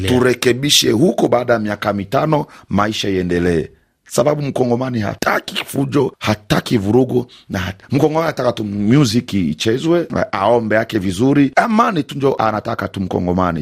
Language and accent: Swahili; DR Congo; kama mkongomani halisi